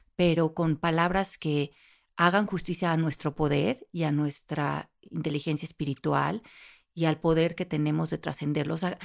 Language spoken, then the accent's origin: Spanish; Mexico; now in United States; como soy latina no puedo, como soy mexicana no puedo